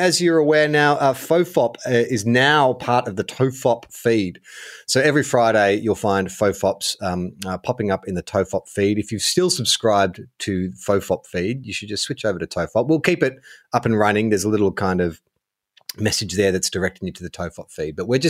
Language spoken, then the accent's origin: English; New South Wales, Australia; Look, I'm born and raised in Western Sydney, the Blue Mountains region, Penrith, Hawkesbury.